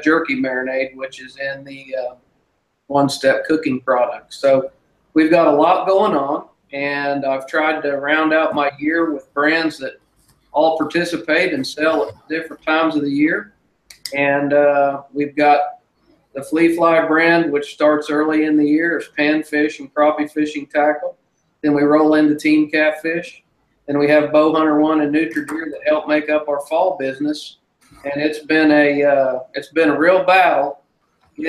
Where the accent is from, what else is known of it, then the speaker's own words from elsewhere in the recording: Grove, Oklahoma, United States; Well, I'm from Grove, Oklahoma